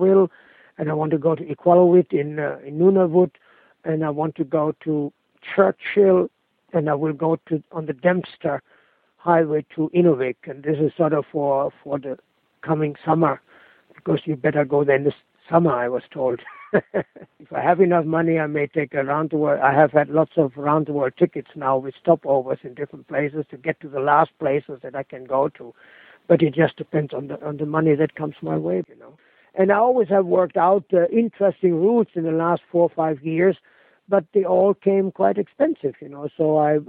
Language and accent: English; Germany; moved away as an adult; never been back in my hometown, although I've been back in Germany now